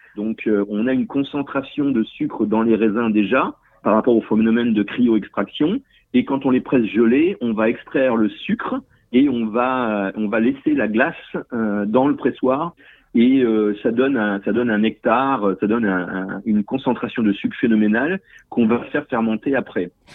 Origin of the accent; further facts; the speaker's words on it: northern Burgundy, Bourgogne-Franche-Comté, France; moved away as an adult; also born or lived in South America; now in St. Catharines, Canada; je suis issu d'une famille de viticulteurs bourguignons euh, du nord de la Bourgogne.